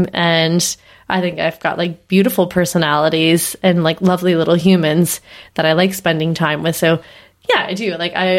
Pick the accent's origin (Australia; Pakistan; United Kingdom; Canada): Canada; East Coast; I'm Canadian. The East Coast.